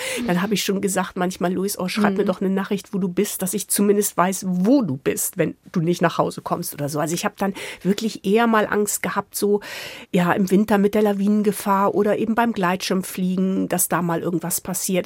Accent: Hamburg, Germany; moved away; Also ich komme ja aus Hamburg

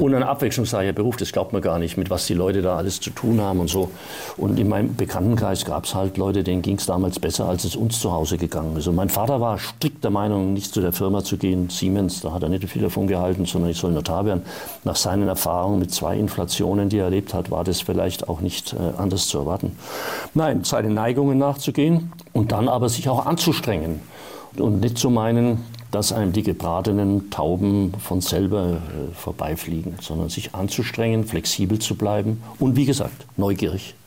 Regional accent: Erlangen, Bavaria, Germany; also born or lived in Munich; ich bin dorthin gefahren, wo ich aufgewachsen bin, wo meine Familie gelebt hat, nämlich nach Erlangen.

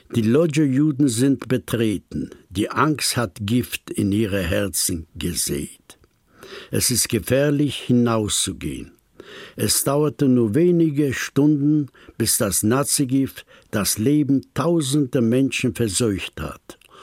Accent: Poland; moved away; Ich stamme aus Polen.

